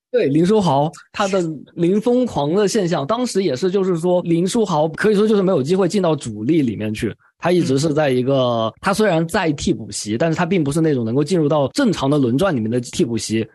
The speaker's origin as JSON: {"language": "Chinese", "country": "China", "said": "我们中国人"}